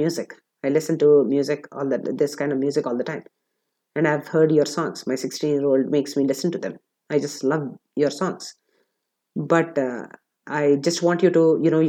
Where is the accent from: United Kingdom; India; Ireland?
India; I'm an Indian